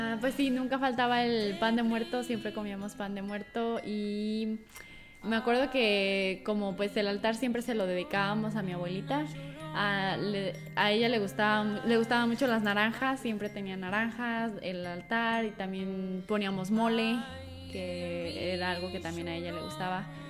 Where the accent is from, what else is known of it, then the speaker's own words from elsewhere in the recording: Mexico; moved away; yo soy de una comunidad que es cercana a la Ciudad de México y la comunidad de donde yo vengo es una comunidad agricultora